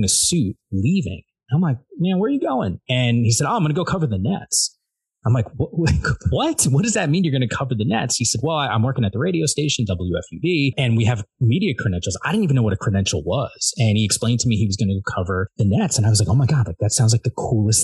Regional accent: New Jersey, United States; I grew up in New Jersey.

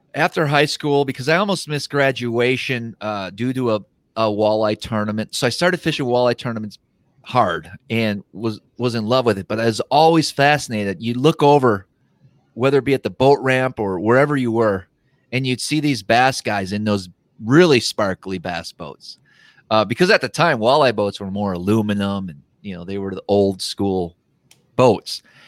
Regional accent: Wisconsin, United States; I grew up in Wisconsin

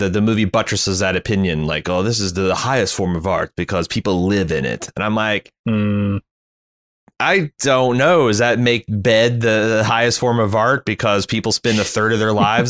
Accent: Indiana, United States; I came from Indiana, where we worship basketball

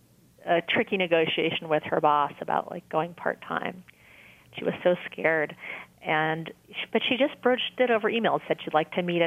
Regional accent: New York, United States; now in Massachusetts, United States; I grew up in New York

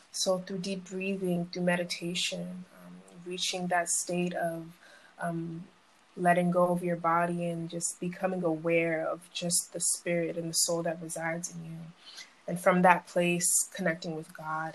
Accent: Boston, Massachusetts, United States; also born or lived in Brooklyn, New York; I was about nine, 10, I moved to Massachusetts. I moved to Mattapan

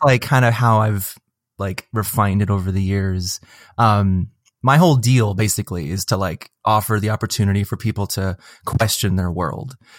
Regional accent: Seattle, Washington, United States; I'm from Seattle

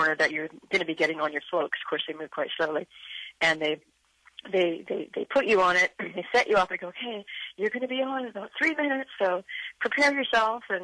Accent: Canada; we don't celebrate up here in Canada

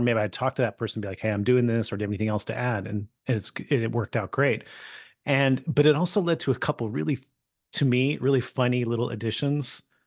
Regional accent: California, United States; I grew up in California

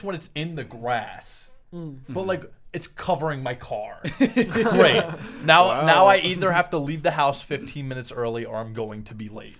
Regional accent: United States; because we're American.

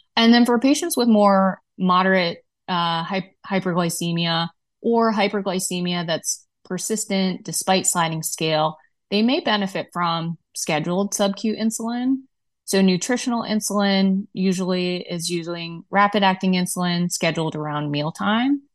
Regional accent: Midwest, United States; as a Midwesterner

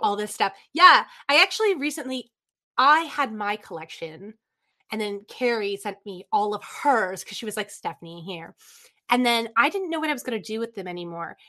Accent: Lansdowne, Ontario, Canada; born or raised there; also born or lived in Toronto, Ontario, Canada

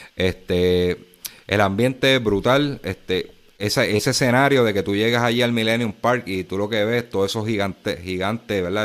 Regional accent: Puerto Rico; Aquí en Puerto Rico

